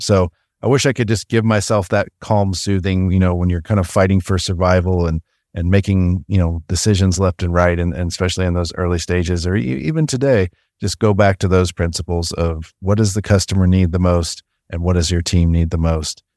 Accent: Missouri, United States; I grew up in Missouri

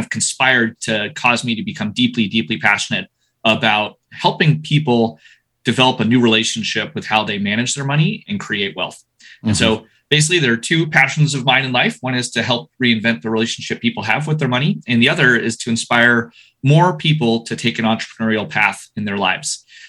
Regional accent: United States; now in United Kingdom; I am half French. I am American. My dad spent 30 years in Patagonia. I've always had sort of an international upbringing.

